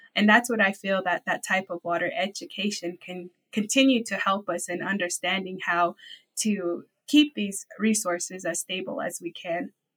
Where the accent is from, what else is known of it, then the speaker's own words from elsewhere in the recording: Navajo Nation, United States; growing up on the Navajo Nation, I grew up in a semi-arid to arid location